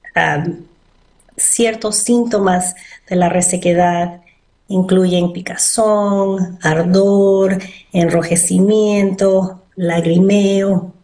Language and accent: Spanish; Bethesda, Maryland, United States; also born or lived in Peru / Pennsylvania; Yo me crié ah, en Bethesda, fui a la Universidad de Maryland